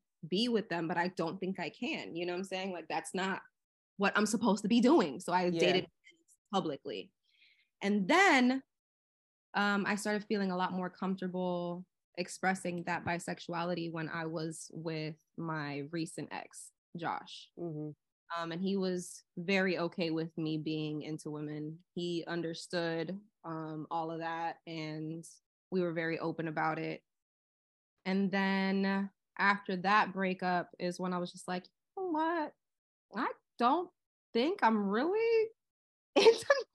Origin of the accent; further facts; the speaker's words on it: Miami, Florida, United States; I'm from Florida. So I am from Miami